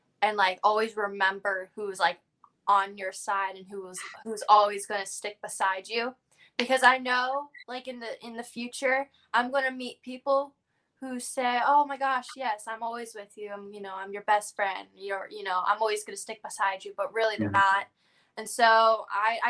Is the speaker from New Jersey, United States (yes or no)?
no; Florida, United States; being born and raised in Florida